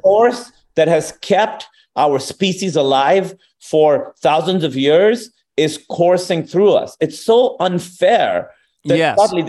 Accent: Pakistan; accent: Pakistani; moved away as an adult; also born or lived in Chicago, United States; I always was bilingual, but I had a thicker accent, a thicker Pakistani accent.

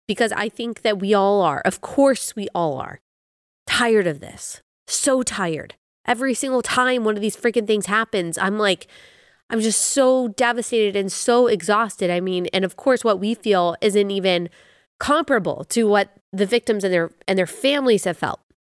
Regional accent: Dallas, Texas, United States; I grew up in Dallas

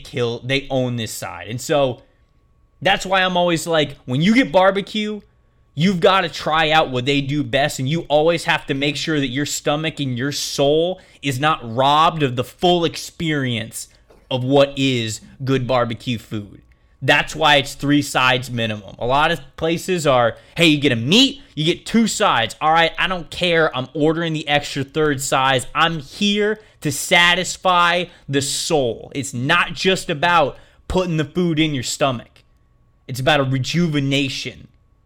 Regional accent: Tampa, Florida, United States; Like, I'm from the Tampa area.

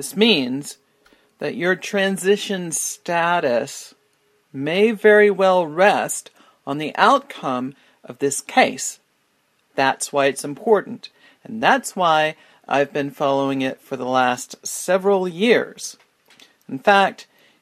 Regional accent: Houston, Texas, United States; I'm from Houston, Texas.

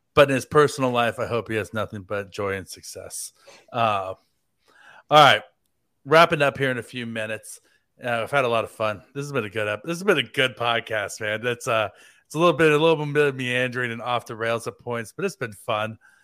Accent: United States; being American

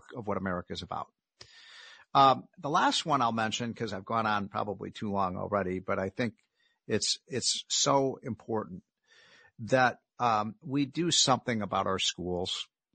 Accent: Chicago, Illinois, United States; I come from Chicago

